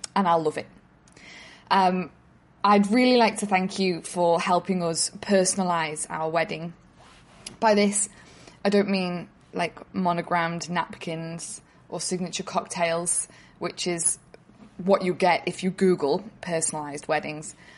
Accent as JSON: {"language": "English", "region": "North West England", "country": "United Kingdom", "moved": "yes", "lives_now": "Sydney, Australia", "said": "I'm originally from Northwest England, but I'm contacting you from Sydney, where I live now"}